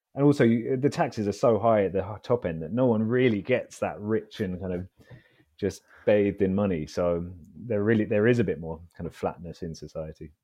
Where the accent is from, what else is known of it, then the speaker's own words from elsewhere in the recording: London, United Kingdom; I grew up in London, so I'm a, I'm a Londoner.